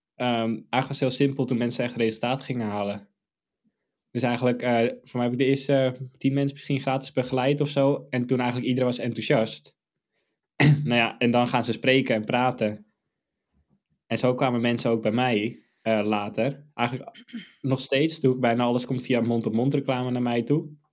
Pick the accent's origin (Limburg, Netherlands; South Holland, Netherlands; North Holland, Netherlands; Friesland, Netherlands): North Holland, Netherlands; Amsterdam